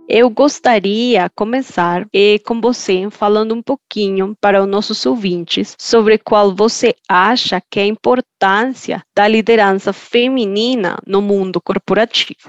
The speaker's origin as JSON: {"language": "Portuguese", "country": "Colombia", "second_language": "Portuguese", "moved": "yes", "said": "você já percebeu pelo meu sotaque que eu não sou do Brasil. Algumas pessoas acham que eu sou de Portugal, mas na verdade estou aqui do lado, sou da Colômbia uma colombiana"}